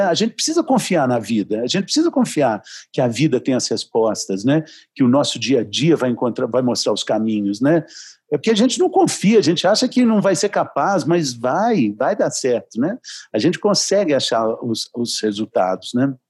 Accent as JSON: {"language": "Portuguese", "region": "Minas Gerais", "country": "Brazil", "said": "Eu sou mineiro"}